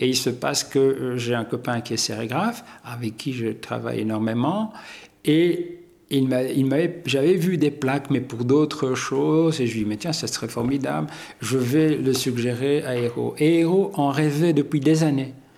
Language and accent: French; Hainaut, Wallonia, Belgium; Je suis né dans le Hainaut par le plus grand des hasards